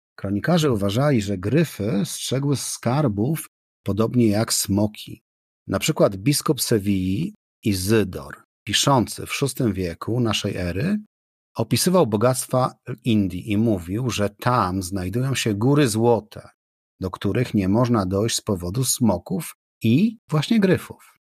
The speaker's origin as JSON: {"language": "Polish", "town": "Gdynia", "region": "Pomeranian Voivodeship", "country": "Poland", "tie": "born or raised there", "said": "Jako gdynianin wyrosły obok kaszubów"}